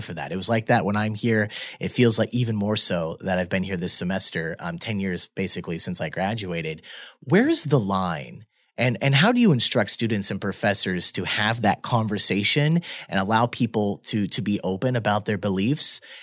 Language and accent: English; Midwest, United States; moved away; I'm from the Midwest